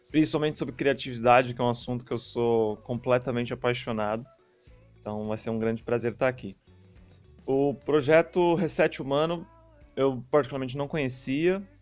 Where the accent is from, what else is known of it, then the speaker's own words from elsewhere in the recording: São Paulo, Brazil; ainda mais para mim que vim de São Paulo, é uma cidade gigantesca e você pode andar quilômetros e quilômetros sem ver nenhum, nenhum ponto de natureza no meio do caminho.